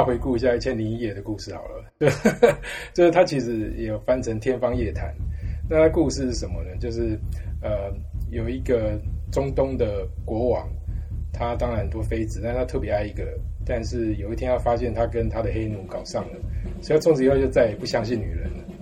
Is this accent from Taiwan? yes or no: yes; Taiwan; moved away as an adult; also born or lived in United States / Canada / Czech Republic / United Kingdom; 我是台湾出 生长大，但我在美国拿到博士